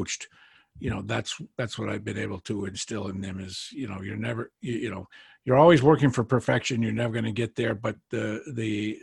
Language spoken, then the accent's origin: English; New Hampshire, United States; I grew up in New Hampshire